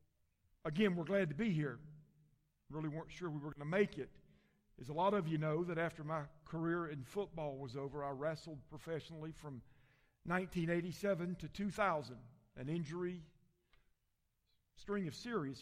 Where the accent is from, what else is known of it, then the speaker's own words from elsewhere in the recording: Columbia, South Carolina, United States; also born or lived in Calhoun, Georgia; I was born and raised in Columbia, South Carolina. In 1973, my dad moved our family to Calhoun, Georgia. We stayed there until 1978, 5 years later, and we moved back to Columbia